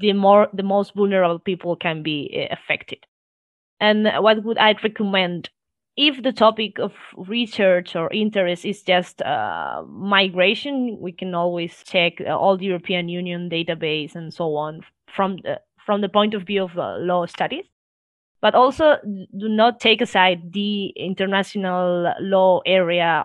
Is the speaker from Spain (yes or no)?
yes; Spain; I was born here in Spain